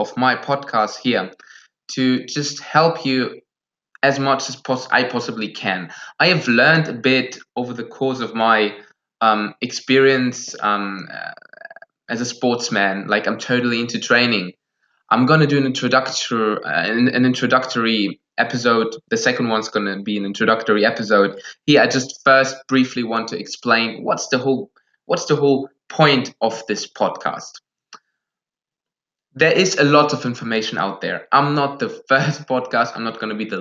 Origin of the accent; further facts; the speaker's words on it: Germany; first language Russian and German; English is a second language; I'm from Germany. English is not my native language.